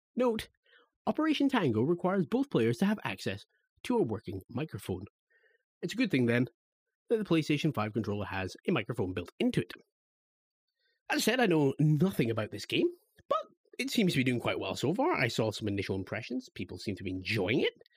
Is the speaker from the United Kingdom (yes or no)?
yes; Scotland, United Kingdom; I'm a Scottish lad.